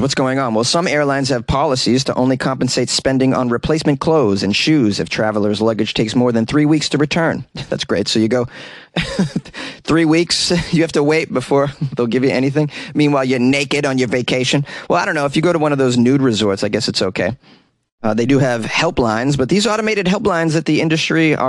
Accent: United States; I'm an American.

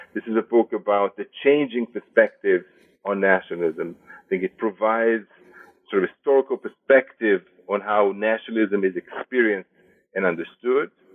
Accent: Israel; moved away as an adult; also born or lived in Jerusalem / Berlin / Madison, Wisconsin; now in United States; I was born and raised in Israel.

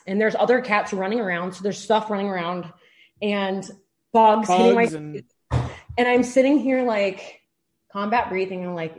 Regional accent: Detroit, Michigan, United States; moved away as an adult; now in Arizona, United States; I'm originally from Detroit, Michigan. I moved out to Arizona to go to graduate school at ASU.

